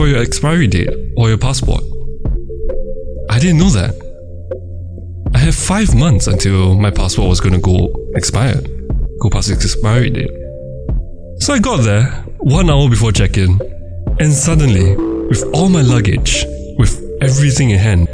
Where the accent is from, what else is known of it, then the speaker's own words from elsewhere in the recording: Myanmar; moved away; Myanmar, my hometown